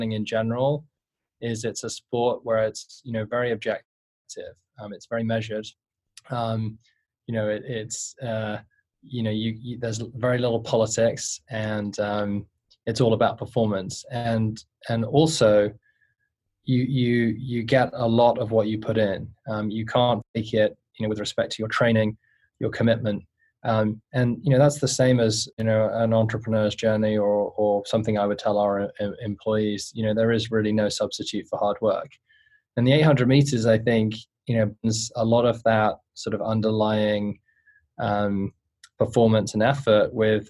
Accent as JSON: {"language": "English", "region": "London", "country": "United Kingdom", "tie": "born or raised there", "said": "I grew up in inner city London, not a very nice neighborhood of southwest London"}